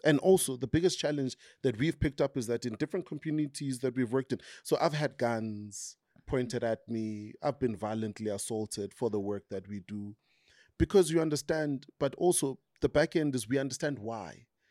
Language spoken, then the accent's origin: English; Tembisa, Gauteng, South Africa; I grew up in Tembisa